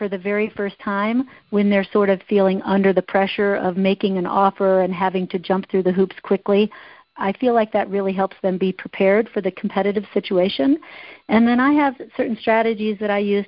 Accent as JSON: {"language": "English", "region": "Midwest", "country": "United States", "moved": "yes", "lives_now": "Boulder, United States", "said": "I'm from the Midwest"}